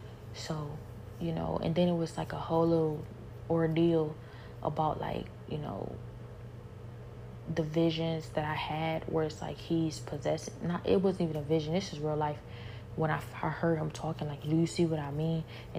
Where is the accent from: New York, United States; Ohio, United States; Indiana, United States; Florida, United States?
Ohio, United States; Cleveland; now in Houston, United States